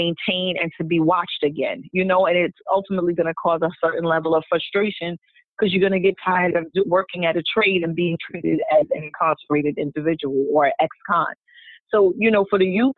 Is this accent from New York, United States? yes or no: yes; New York, United States; I'm coming from New York, concrete jungle